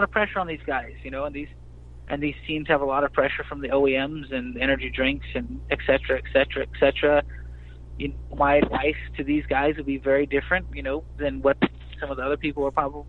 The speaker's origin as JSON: {"language": "English", "town": "Houston", "region": "Texas", "country": "United States", "tie": "born or raised there", "said": "as far as homegrown Texas guys, I mean, I was born in Houston"}